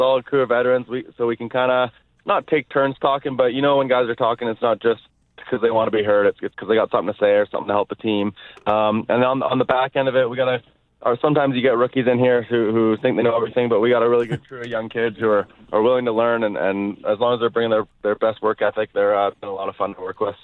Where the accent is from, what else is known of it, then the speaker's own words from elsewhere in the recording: Vancouver, British Columbia, Canada; moved away as an adult; now in Philadelphia, United States; I'm from Vancouver